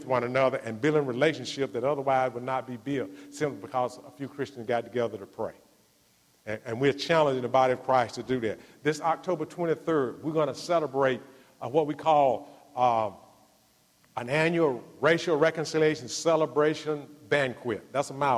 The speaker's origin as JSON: {"language": "English", "area": "Tunica County", "region": "Mississippi", "country": "United States", "tie": "born or raised there", "said": "When I was growing up in Tunica County, I was raised on a plantation there in Tunica County"}